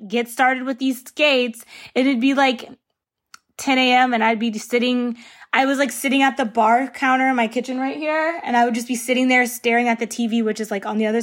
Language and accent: English; Northern Virginia, United States; now in California, United States; I'm from Northern Virginia. That is where I'm from. That's where my parents still reside in that house. Like, I go home to Virginia